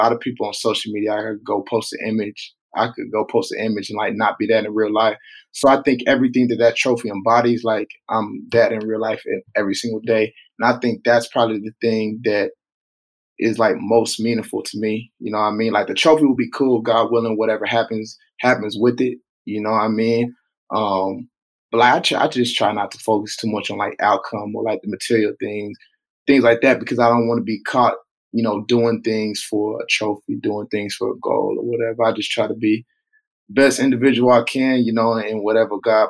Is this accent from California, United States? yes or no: no; Tulsa, Oklahoma, United States; in Tulsa, in my hometown